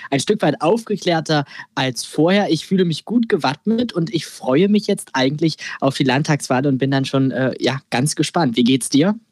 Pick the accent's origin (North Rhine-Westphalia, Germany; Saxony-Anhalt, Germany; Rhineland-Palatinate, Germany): Saxony-Anhalt, Germany; bei uns in Sachsen-Anhalt